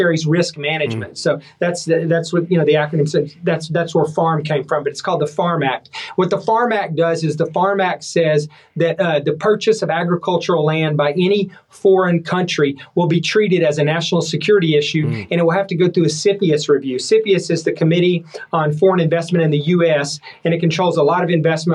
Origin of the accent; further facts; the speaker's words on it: Levelland, Texas, United States; moved away as an adult; now in Washington, D.C., United States; I grew up in Leveland, west of Lubbock, which is cotton country